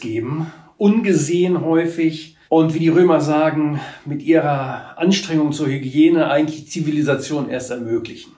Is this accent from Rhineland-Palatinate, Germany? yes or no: yes; Trier, Rhineland-Palatinate, Germany; moved away as an adult; also born or lived in Hamburg; now in Mecklenburg-Vorpommern, Germany; ich bin eigentlich gebürtiger Trierer, bin auch in der Gegend um Trier aufgewachsen, habe auch dort mein Abitur gemacht